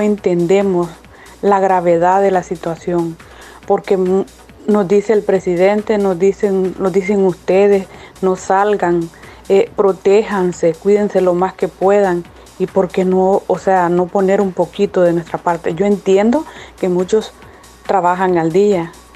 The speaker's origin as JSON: {"language": "Spanish", "country": "El Salvador", "moved": "yes", "lives_now": "United States"}